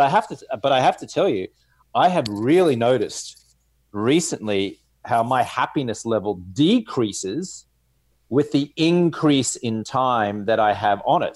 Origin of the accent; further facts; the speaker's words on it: Australia; accent: Australian; also born or lived in Louisville, Kentucky; now in Los Angeles, United States; I'm here in Los Angeles, California, rocking the Australian accent